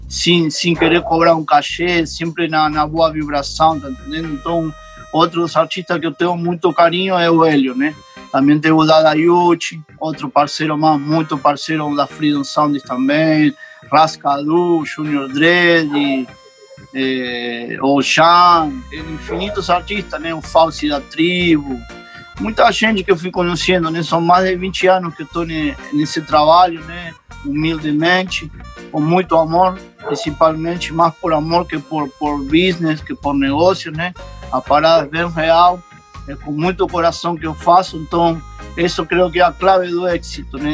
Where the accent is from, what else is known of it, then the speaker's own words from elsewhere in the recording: Buenos Aires, Argentina; Portuguese is a second language; moved away as an adult; now in Canoa Quebrada, Brazil; eu sou nasci em Buenos Aires, y soy filho de mãe brasileira y de pai de Uruguay